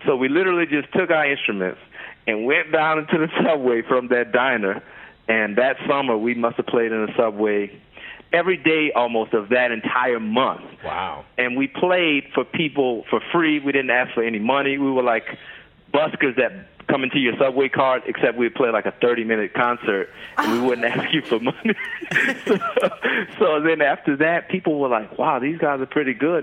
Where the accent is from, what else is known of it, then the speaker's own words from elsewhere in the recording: Kenner, Louisiana, United States; moved away as an adult; also born or lived in New York; the thing that was interesting about growing up in Kenner is it's right outside of New Orleans